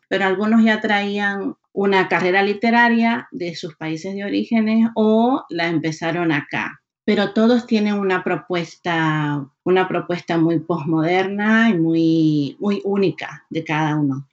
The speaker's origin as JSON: {"language": "Spanish", "town": "Maracaibo", "region": "Zulia", "country": "Venezuela", "tie": "born or raised there", "also_born_or_lived": "Florida, United States / Georgia, United States", "moved": "as an adult", "lives_now": "Massachusetts, United States", "said": "Nací en Maracaibo, en el norte de Venezuela. Crecí allí, fui a la universidad, me gradué allí y vine a Estados Unidos hace 19 años"}